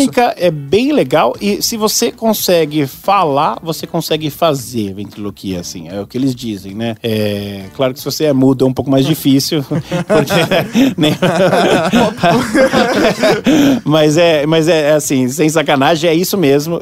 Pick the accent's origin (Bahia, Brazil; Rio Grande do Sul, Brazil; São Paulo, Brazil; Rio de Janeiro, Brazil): São Paulo, Brazil; eu sou de São Paulo